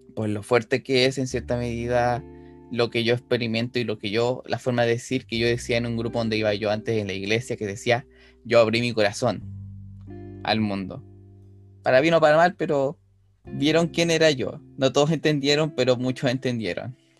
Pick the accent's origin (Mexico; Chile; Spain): Chile; Rancagua, O'Higgins; soy oriundo de Rancagua